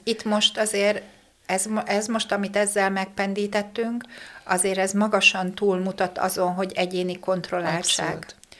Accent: Békéscsaba, Békés, Hungary; moved away; én vidéki lány vagyok, ugye Békés Csabai vagyok eredetileg

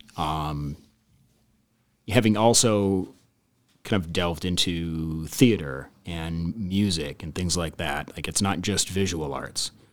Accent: Midwest, United States; Coming, coming from, like, the Midwest and growing up in the Midwest

